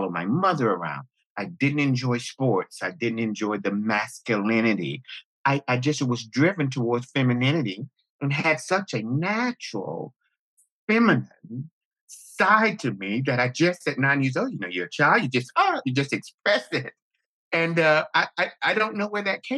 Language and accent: English; Jacksonville, North Carolina, United States; moved away as an adult; also born or lived in New York / Los Angeles; I am from Jacksonville, North Carolina, home of the Camp Lejeune Marine Corps base.